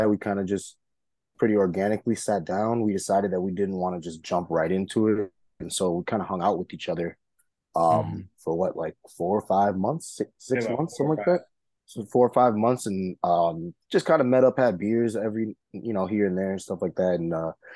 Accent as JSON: {"language": "English", "town": "Minneapolis", "region": "Minnesota", "country": "United States", "tie": "born or raised there", "also_born_or_lived": "Detroit, Michigan / Brooklyn, New York / Chicago", "said": "I'm originally born in Detroit, Michigan. I consider Minneapolis and, you know, Minnesota to be my home because I spent majority of my life here"}